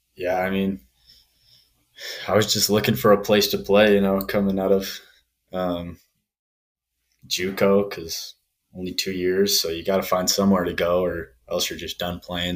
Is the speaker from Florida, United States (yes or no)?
no; Saratoga Springs, Utah, United States; moved away as an adult; now in Colorado, United States; I'm from Saratoga Springs, Utah